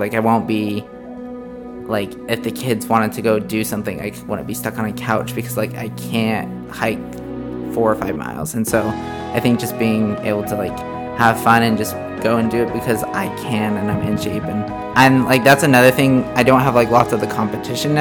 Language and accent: English; Bear Lake, Idaho, United States; moved away as an adult; also born or lived in Utah / Uganda / Rwanda; now in Texas, United States; I'm from a small town in Idaho called Bear Lake. Grown up there and, like, another small town for my whole life in southeast Idaho.